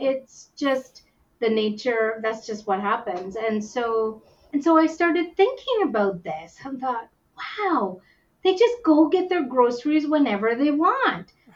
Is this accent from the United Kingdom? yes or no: no; Whitehorse, Yukon, Canada; also born or lived in India; I was born in India and adopted to Canada by uh, a Canadian couple, and I was number five out of the six children to be adopted into our family. And uh, we, I was raised up in the Yukon, up in Whitehorse.